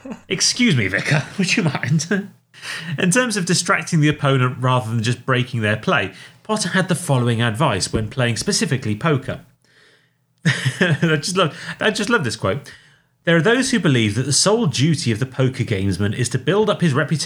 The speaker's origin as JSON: {"language": "English", "region": "England", "country": "United Kingdom", "said": "For I didn't realise, as an Englishman, I was paying them to work here."}